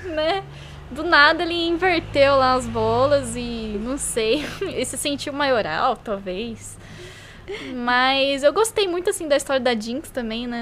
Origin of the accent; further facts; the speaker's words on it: Brazil; a gente é brasileiro